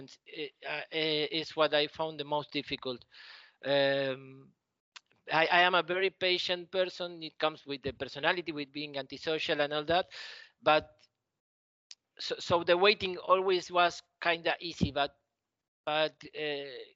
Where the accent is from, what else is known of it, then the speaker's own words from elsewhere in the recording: Argentina; English is a second language; I learned English. They teach it here in school